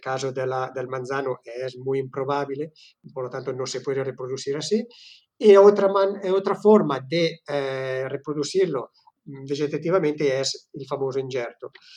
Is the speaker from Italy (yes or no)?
yes; Italy; Spanish is a second language; moved away as an adult; now in Girona, Spain; Yo soy italiano